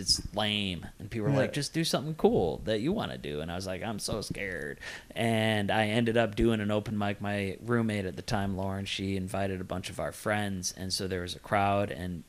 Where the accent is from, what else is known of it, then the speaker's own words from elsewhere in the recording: Bartlett, Illinois, United States; I'm from Bartlett.